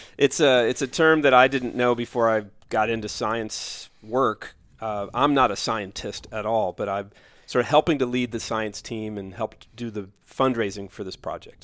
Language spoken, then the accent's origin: English; Louisville, Kentucky, United States; moved away as an adult; also born or lived in Los Angeles; Born in Louisville, Kentucky